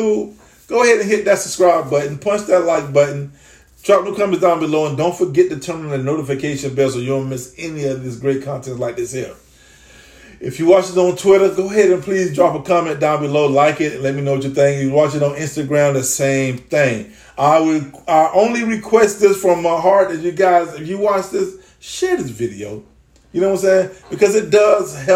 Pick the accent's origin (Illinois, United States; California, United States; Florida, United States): Florida, United States; Dade County; also born or lived in Duval County, Florida; now in Jacksonville, United States; I come from Dade County in that 305. currently residing in Duval